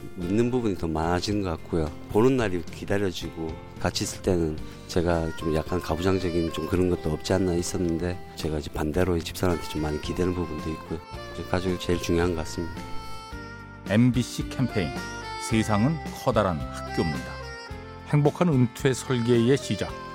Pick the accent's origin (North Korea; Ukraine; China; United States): China; Harbin, Heilongjiang; Korean is a second language; moved away as an adult; now in Ilsan, South Korea; 원래 고향은 중국 할빈이에요